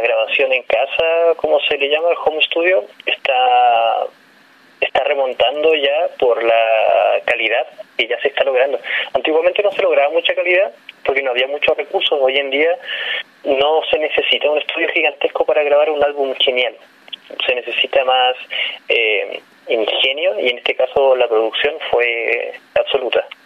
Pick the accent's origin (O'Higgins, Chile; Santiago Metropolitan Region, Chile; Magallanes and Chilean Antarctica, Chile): Magallanes and Chilean Antarctica, Chile; Tierra del Fuego; evidentemente soy de allá, de Tierra del Fuego